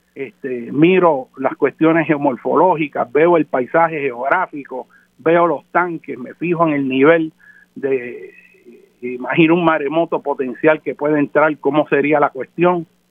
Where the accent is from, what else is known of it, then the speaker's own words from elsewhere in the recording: Puerto Rico; nuestro carácter como nación puertorriqueña